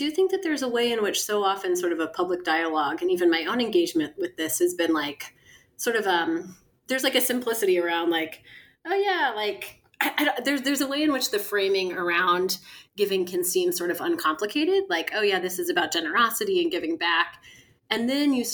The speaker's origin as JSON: {"language": "English", "town": "Kansas City", "country": "United States", "tie": "born or raised there", "also_born_or_lived": "London / San Francisco / New Orleans", "moved": "yes", "said": "I grew up in Kansas City"}